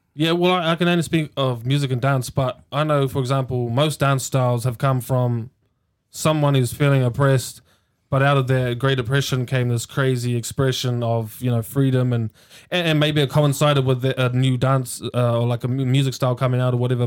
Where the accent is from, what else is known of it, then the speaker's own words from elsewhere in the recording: Hamilton, Waikato, New Zealand; born and raised in Hamilton in the little Housing New Zealand projects inside St Andrews